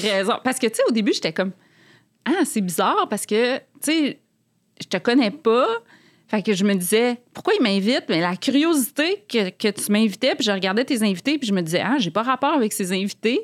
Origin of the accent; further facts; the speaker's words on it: Quebec City, Quebec, Canada; moved away as an adult; now in Montreal, Canada; Moi, je viens de Québec